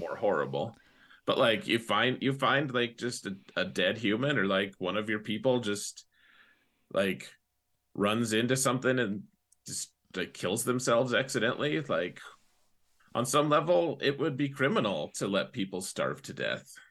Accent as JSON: {"language": "English", "country": "United States", "said": "most, most of us Americans"}